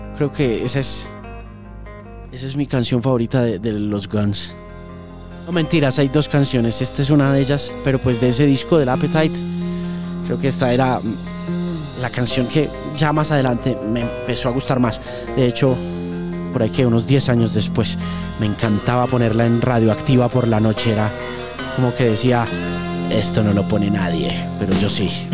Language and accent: Spanish; Manizales, Caldas, Colombia; born or raised there